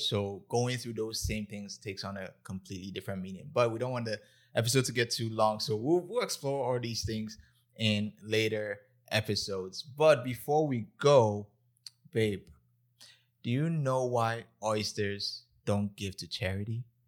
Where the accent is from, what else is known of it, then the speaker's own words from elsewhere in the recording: Ghana; I'm Ghanaian